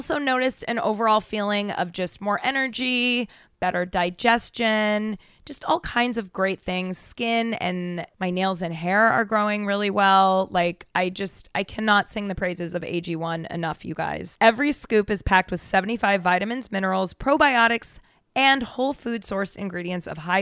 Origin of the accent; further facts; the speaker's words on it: Denver, Colorado, United States; I'm from Denver